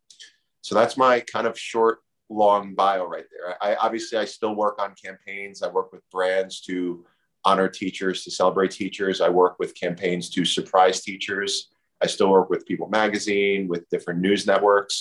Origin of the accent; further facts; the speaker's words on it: Union, New Jersey, United States; I grew up in Union